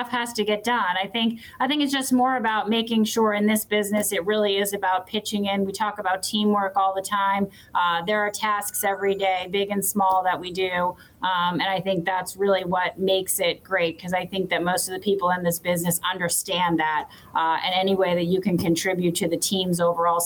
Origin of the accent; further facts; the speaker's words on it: New York, United States; growing up in New York